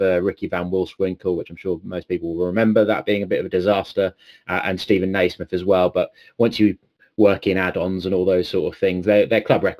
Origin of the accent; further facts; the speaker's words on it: Norfolk, East of England, United Kingdom; I'm from Norfolk originally, so me and Norwich City go all the way back.